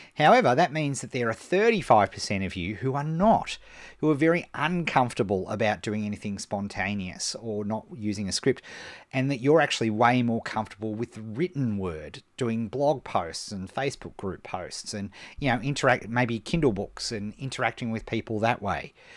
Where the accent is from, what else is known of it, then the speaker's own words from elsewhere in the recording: Melbourne, Victoria, Australia; here in my hometown of Melbourne